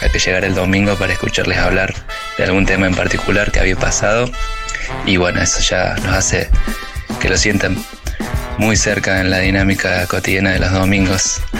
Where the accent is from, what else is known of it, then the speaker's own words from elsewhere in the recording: Córdoba, Argentina; now in Buenos Aires, Argentina; aunque hace justo cuatro años que vivo en Baires, capaz me ubican más si les digo que soy de Córdoba.